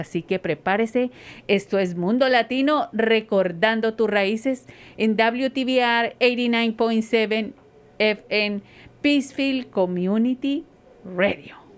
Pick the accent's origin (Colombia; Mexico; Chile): Colombia; moved away; yo soy de Colombia, muy orgullosamente colombiana